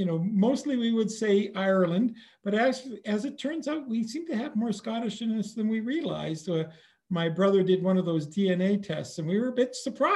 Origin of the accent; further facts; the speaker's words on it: Edmonton, Alberta, Canada; I am born and raised in Edmonton here on Treaty 6 territory.